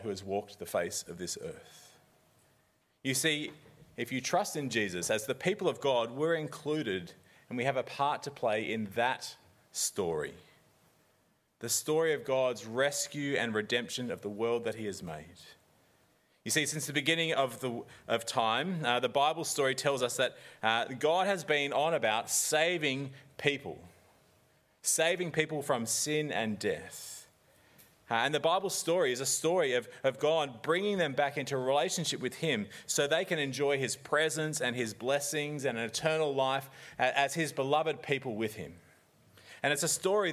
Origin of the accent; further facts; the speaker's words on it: Australia; now in New Zealand; I'm an Aussie.